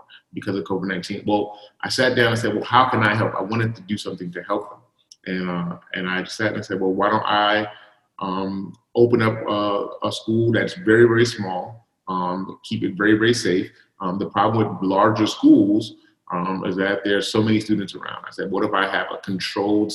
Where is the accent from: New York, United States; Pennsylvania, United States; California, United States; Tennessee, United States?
New York, United States; New York City; I grew up on Coney Island